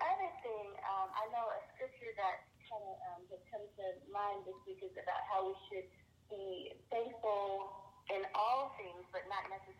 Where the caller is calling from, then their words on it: Maryland, United States; I'm calling from Maryland.